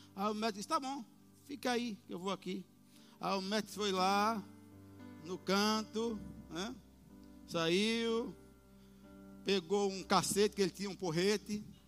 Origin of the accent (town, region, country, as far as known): Brazil